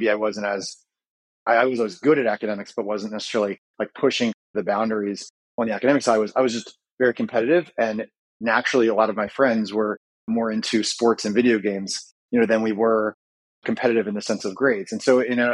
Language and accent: English; north of Baltimore, Maryland, United States; I grew up in Maryland, a little bit north of Baltimore